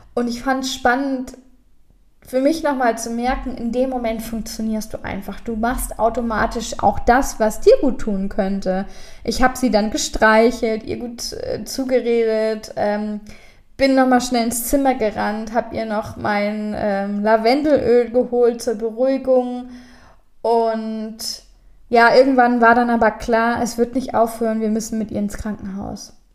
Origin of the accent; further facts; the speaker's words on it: Germany; Wir als Deutsche